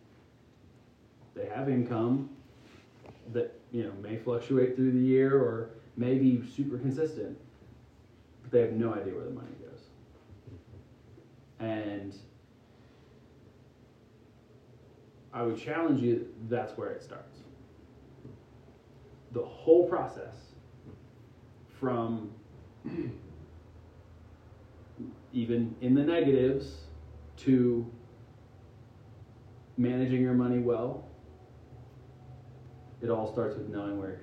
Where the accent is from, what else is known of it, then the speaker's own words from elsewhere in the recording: Pennsylvania, United States; moved away; I'm from Pennsylvania originally. And I grew up distinctly middle class.